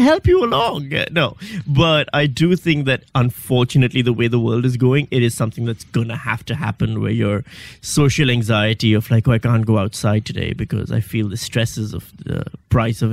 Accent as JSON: {"language": "English", "country": "Pakistan", "also_born_or_lived": "Karachi / Western Australia", "moved": "as an adult", "lives_now": "Melbourne, Australia", "said": "I'm from Pakistan."}